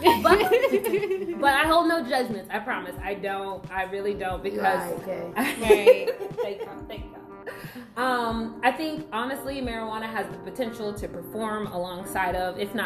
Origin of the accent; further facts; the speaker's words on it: Memphis, Tennessee, United States; now in DMV area, United States; I am originally from the South, more specifically the Delta. And for those who don't know, I'm talking Memphis.